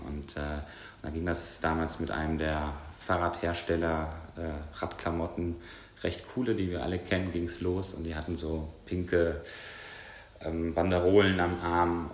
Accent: Bonn, North Rhine-Westphalia, Germany; moved away; Bei uns in Bonn haben wir direkt äh, große Waldstücke vor der Tür gehabt

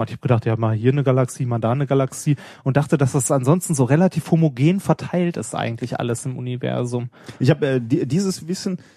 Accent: North Rhine-Westphalia, Germany; ich komme ja auch hier aus dem Pott. Ne, äh, war nie als Kind auch nie groß weg mit meinen Eltern. Wenn wir Urlaub gemacht haben, war es meistens im Sauerland.

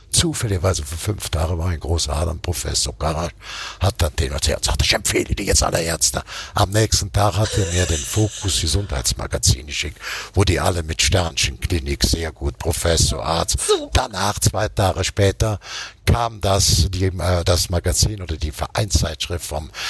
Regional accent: Munich, Bavaria, Germany; born there; ich, ich bin geboren am Rotkreuzplatz.

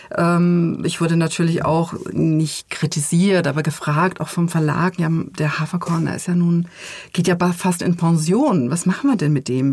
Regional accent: Germany; ich bin ja in der DDR geboren, 1974

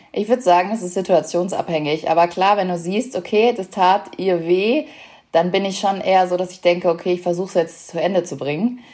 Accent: Lemgo, North Rhine-Westphalia, Germany; bei uns in Lemgo in Nordrhein-Westfalen, wo ich äh, aufgewachsen bin

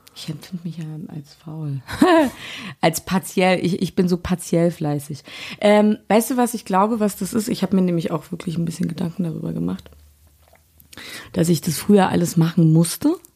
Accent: Berlin, Germany; Hier in Berlin war halt der Döner überall, ja. Das war Döner, Pommes und dann mm, Blinchiki zu Hause

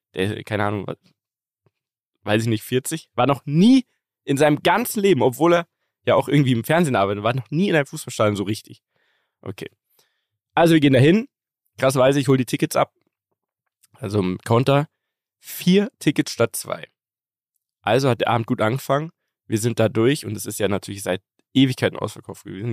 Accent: Munich, Bavaria, Germany; Bei uns in München

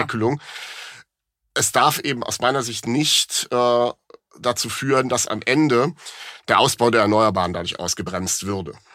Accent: Rhineland, Germany; bin ich als Rheinländer

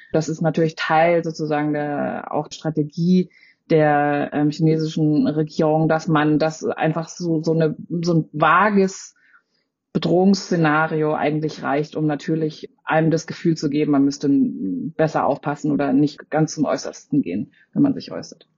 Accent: Freiburg, Baden-Württemberg, Germany; ich bin selbst in Freiburg aufgewachsen

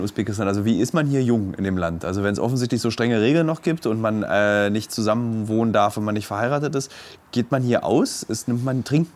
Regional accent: Germany; bei uns in Deutschland

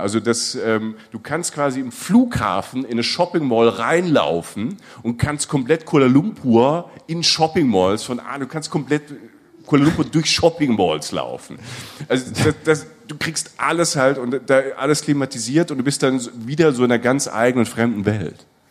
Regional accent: Germany; wir als Deutsche

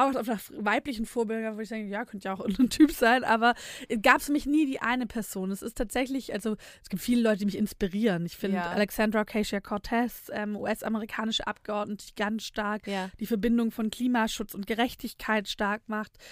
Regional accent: Nürtingen, Baden-Württemberg, Germany; also born or lived in Filderstadt; Ich bin tatsächlich gar nicht in Filderstadt aufgewachsen. Ach, ich bin in Nürtingen

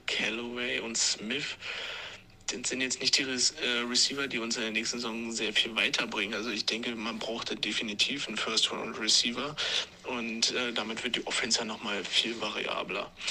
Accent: Regensburg, Bavaria, Germany; über unsere wunderschöne Oberpfalz und unseren wunderschönen Dialekt äh, geredet habt.

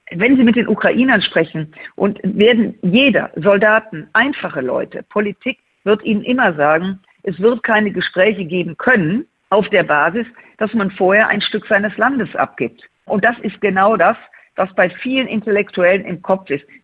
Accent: Rhineland, Germany; um das mal als Rheinländerin zu sagen

